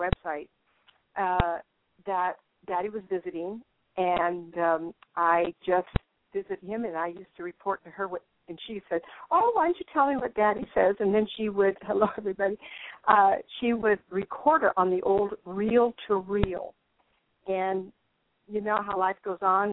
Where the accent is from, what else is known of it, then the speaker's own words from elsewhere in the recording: Sacramento, California, United States; moved away as an adult; also born or lived in Inglewood, California / Tucson, Arizona; now in Maricopa, United States; I'm originally from Sacramento